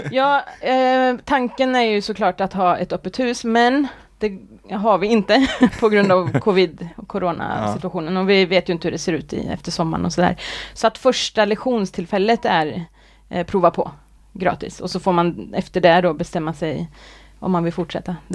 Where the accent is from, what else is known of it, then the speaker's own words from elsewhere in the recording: Arvika, Värmland, Sweden; also born or lived in Gothenburg; now in Kode, Sweden; jag är från Arvika, eh, ja. Värmland. Uppvuxen där.